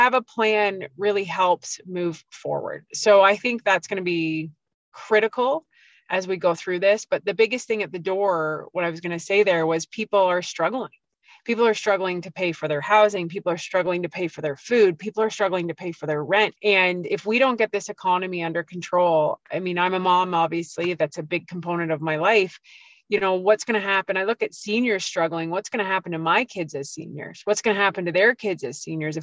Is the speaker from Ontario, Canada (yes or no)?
yes; Peterborough, Ontario, Canada; I grew up here. I was raised here